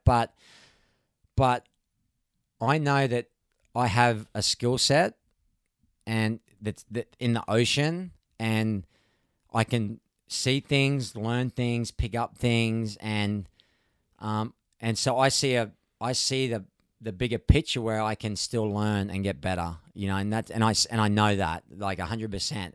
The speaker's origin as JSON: {"language": "English", "town": "Gold Coast", "region": "Queensland", "country": "Australia", "tie": "born or raised there", "moved": "as an adult", "lives_now": "California, United States", "said": "I'm from the Gold Coast, it's right-hand point breaks."}